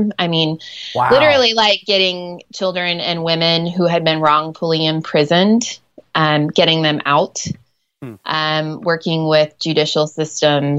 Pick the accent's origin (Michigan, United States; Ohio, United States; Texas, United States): Ohio, United States; first language English; moved away as an adult; also born or lived in Nairobi, Kenya; I grew up in Ohio and I'm a school teacher.